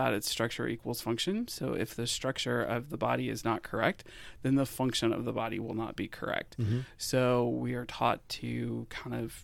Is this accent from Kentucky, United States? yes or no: yes; Lexington, Kentucky, United States; moved away as an adult; also born or lived in Pikeville, Kentucky; now in Northern Kentucky, United States; I'm originally from Lexington, and then I actually went to the osteopathic school in Pikeville, Kentucky